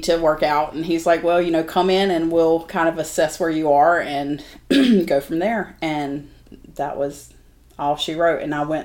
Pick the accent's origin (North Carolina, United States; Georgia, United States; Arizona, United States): North Carolina, United States; Wilmington; I grew up here in Wilmington